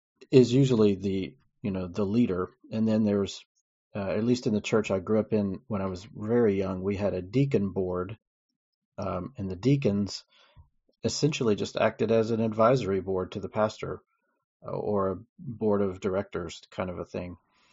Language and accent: English; United States; I grew up in the Baptist church, at least here in the US.